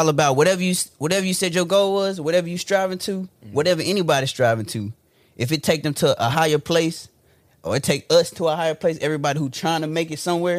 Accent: Memphis, Tennessee, United States; nah, I'm from Whitehaven, the heart of Memphis.

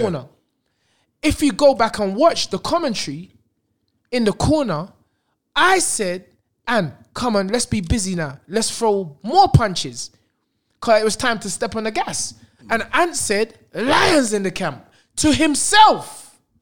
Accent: London, United Kingdom; also born or lived in Brixton

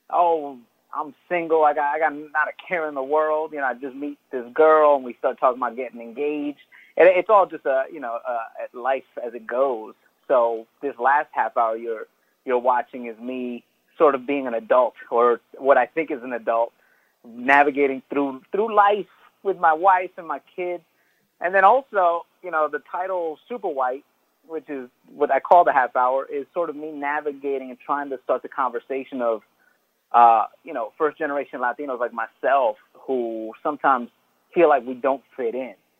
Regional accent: New Rochelle, New York, United States; first language English; now in Los Angeles, United States; I grew up in New Rochelle.

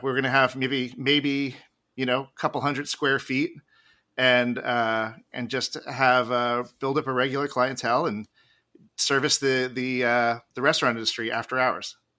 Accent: Jersey Shore, New Jersey, United States; I grew up on the, on the Jersey Shore

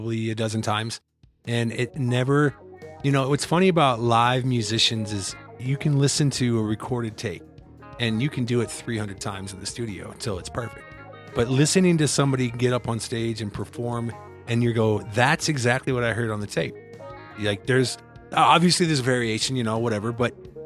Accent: Iowa, United States; now in Colorado, United States; I'm from Iowa originally, so I came out here

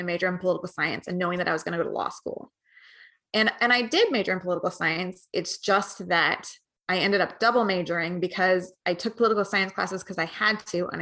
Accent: Missoula, Montana, United States; I came out of the Missoula section. So that is the liberal corner of Montana.

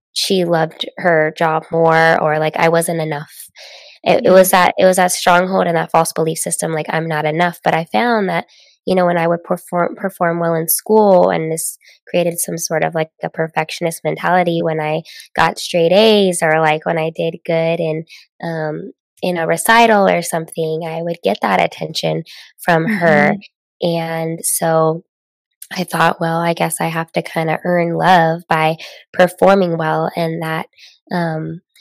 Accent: Las Vegas, Nevada, United States; also born or lived in Southern California; I grew up in Las Vegas, Nevada, Sin City

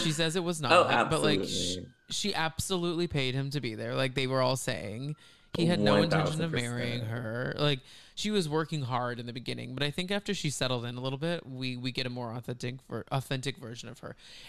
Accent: Texas, United States; And we grew up in Texas, Kix and I.

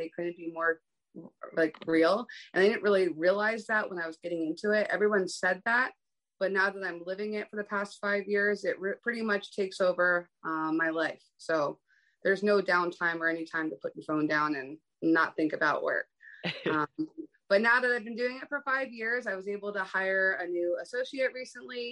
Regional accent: East Coast, United States; now in West Coast, United States

